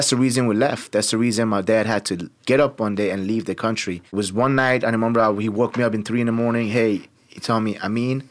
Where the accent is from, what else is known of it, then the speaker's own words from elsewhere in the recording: Tehran, Tehran Province, Iran; also born or lived in Turkey; now in Chicago, United States; Born and raised in Tehran, Iran